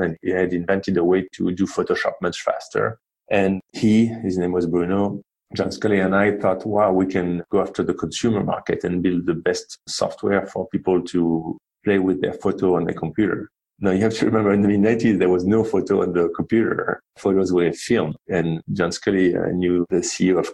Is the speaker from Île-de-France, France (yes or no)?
no; Marseille, Provence-Alpes-Côte d'Azur, France; accent: French; English is a second language; moved away as an adult; also born or lived in Paris / London; now in United States; I grew up in the south of France, a town called Marseille